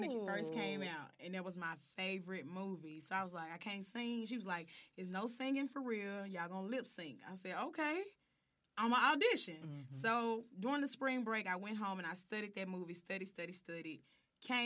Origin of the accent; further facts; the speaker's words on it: Memphis, Tennessee, United States; I'm from East Memphis